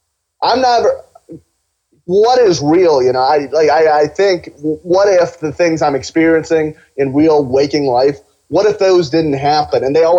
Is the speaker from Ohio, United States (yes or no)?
yes; Cincinnati, Ohio, United States; also born or lived in Pakistan; I'm Pakistani, sort of. I was born in Pakistan. I was raised in Cincinnati, greatest city in the world.